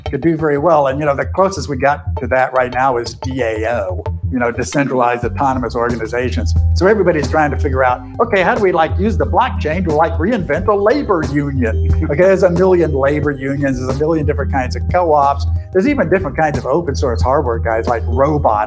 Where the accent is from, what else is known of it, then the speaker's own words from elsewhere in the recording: Austin, Texas, United States; moved away; I was in Austin, which is my hometown